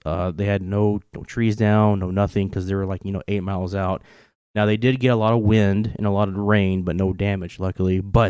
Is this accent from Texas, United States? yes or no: no; Kentucky, United States; moved away; For the audience that don't know, if they can't tell by my ridiculous accent, I am from Kentucky. I don't really have a southern accent as much as I did when I first moved up here.